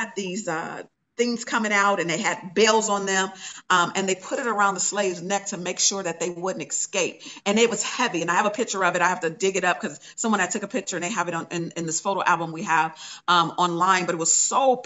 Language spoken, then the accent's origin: English; Inglewood, California, United States; I'm from Inglewood, California